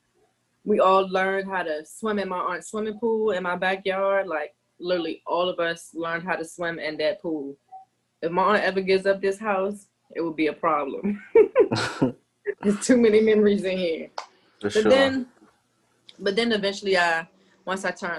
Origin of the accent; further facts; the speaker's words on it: Upper Marlboro, Maryland, United States; my aunt raised me and my two of my sisters. So I've lived in Upper Marlboro with my aunt